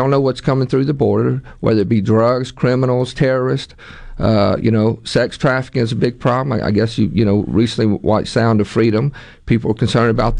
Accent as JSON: {"language": "English", "town": "Ocean Springs", "region": "Mississippi", "country": "United States", "tie": "born or raised there", "also_born_or_lived": "Meridian, Mississippi", "said": "I'm born and raised in Mississippi. I was born in Meridian, raised on the Mississippi Gulf Coast in Ocean Springs."}